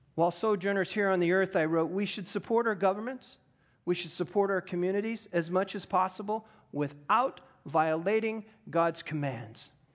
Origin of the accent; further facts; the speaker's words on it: United States; I am an American